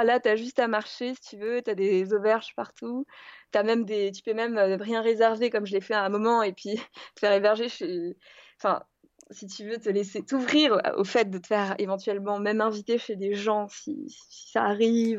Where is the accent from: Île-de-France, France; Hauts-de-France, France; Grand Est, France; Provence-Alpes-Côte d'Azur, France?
Grand Est, France; Alsace; Je suis partie de, ma maison, de la maison où j'ai grandi en Alsace